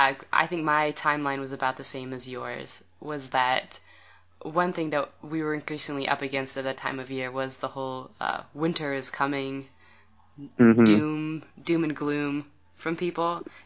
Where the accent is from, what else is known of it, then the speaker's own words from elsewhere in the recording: the West, United States; I'm from the West.